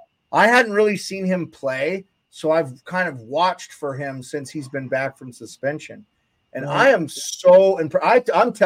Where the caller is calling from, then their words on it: Alaska, United States; I'm coming from Alaska. It was nice, -8 all day.